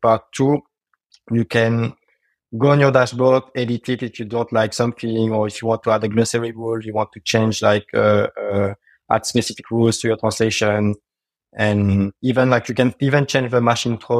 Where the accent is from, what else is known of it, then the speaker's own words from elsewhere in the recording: France; English is a second language; I'm from France and I speak French.